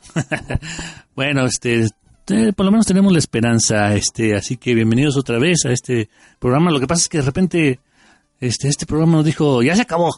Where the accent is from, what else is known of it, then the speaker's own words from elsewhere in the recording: Mexico; como buenos mexicanos